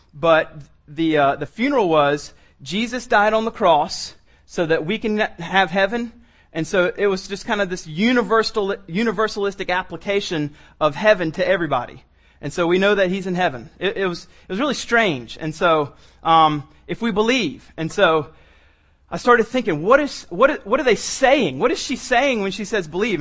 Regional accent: the South, United States; I'm from the South

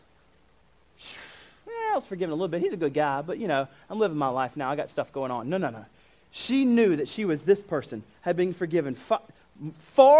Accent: United States; I'm American

